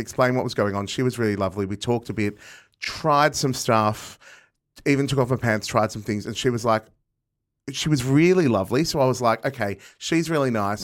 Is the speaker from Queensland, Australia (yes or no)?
no; Box Hill, Victoria, Australia; I grew up in Box Hill